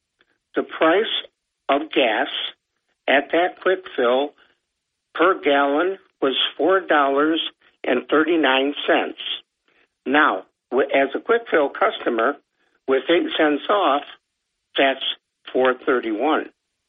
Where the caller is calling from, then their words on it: Johnson City, New York, United States; Johnson City.